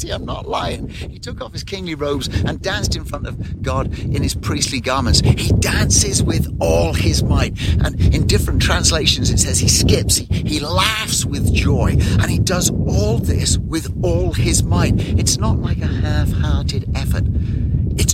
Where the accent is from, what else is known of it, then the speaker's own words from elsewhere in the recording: England, United Kingdom; I'm English, so I come from the land of drizzle